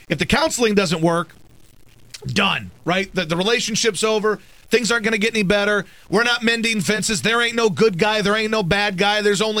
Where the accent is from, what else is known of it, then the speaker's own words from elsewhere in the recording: Baton Rouge, Louisiana, United States; I'm from Baton Rouge, Louisiana